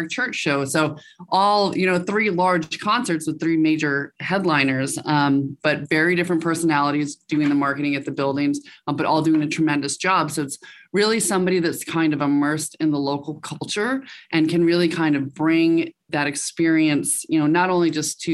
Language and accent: English; Western Massachusetts, United States; moved away as an adult; also born or lived in New York City / upstate New York; now in Scottsdale, United States; I'm from the East Coast. I grew up in Western Massachusetts, spent a majority of my adult life, quote unquote adult, in New York City